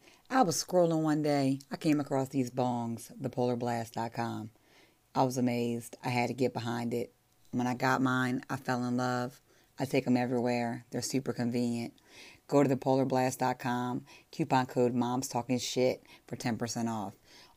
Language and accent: English; Baltimore, Maryland, United States; I'm from Baltimore, Maryland. So that's where I'm from.